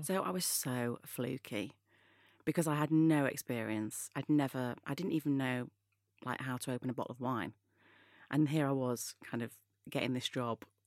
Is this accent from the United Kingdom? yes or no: yes; Manchester, North West England, United Kingdom; moved away; I was brought up in Manchester, which is in the north of England